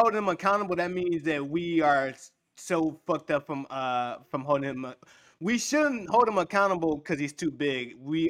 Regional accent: Chicago, Illinois, United States; I'm from Chicago too

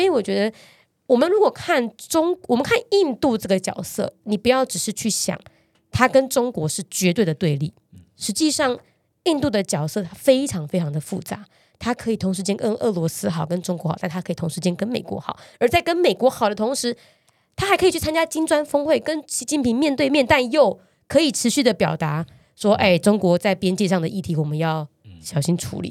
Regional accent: Taiwan; 我们台湾人

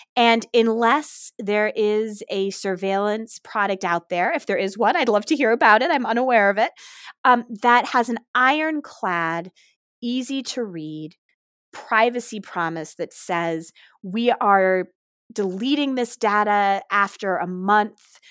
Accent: Ann Arbor, Michigan, United States; Ann Arbor, Michigan, actually my hometown.

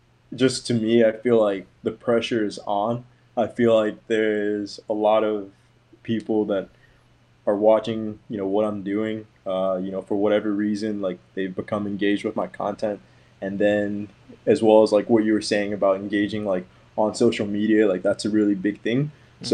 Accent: Maryland, United States; now in Florida, United States; I moved around a lot growing up. So I went to a few different like high schools, and then like I grew up in Maryland, and then now I live in Florida.

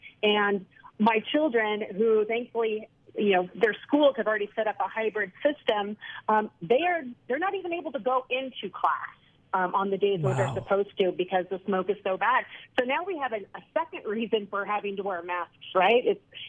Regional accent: California, United States; I'm originally from Central California, where the Creek Fire was taking place.

